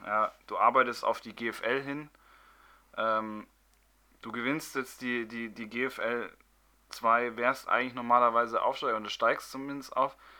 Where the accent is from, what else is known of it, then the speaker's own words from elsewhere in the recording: Munich, Bavaria, Germany; ich bin zwar gebürtiger Münchner